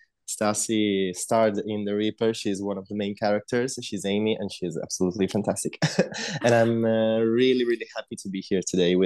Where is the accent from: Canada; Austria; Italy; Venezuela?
Italy; I'm from Italy